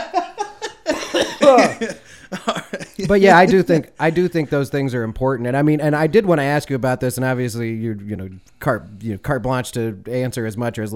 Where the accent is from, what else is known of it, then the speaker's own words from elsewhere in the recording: Chicago, Illinois, United States; now in the South, United States; I had interactions with police officers also growing up in Chicago